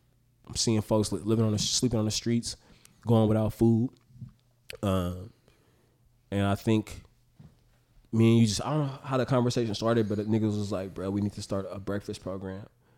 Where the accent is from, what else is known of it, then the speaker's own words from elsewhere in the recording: Oakland, California, United States; I'm from North Oakland. My auntie live around the corner on Ashby.